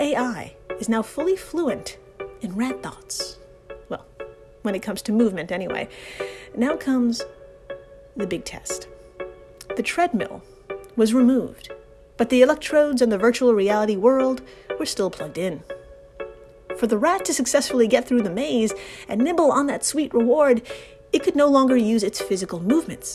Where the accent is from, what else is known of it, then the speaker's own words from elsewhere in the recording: New York, United States; I'm from New York